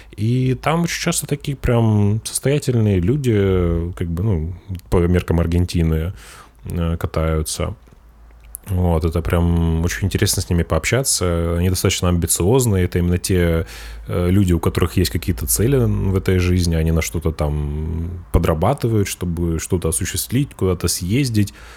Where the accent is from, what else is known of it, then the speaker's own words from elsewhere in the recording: Russia; now in Spain; я русский